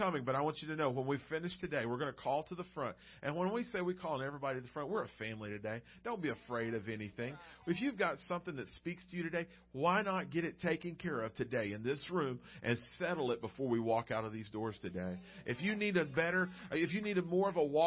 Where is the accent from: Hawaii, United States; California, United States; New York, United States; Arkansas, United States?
Arkansas, United States; Arkansas Delta, United States; I grew up in the great state of Arkansas, in the Delta, the east side, where it's all farmland